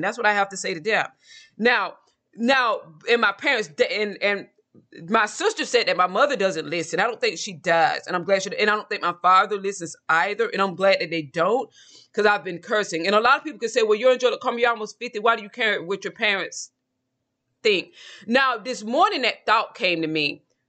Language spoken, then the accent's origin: English; Georgia, United States; I'm from Georgia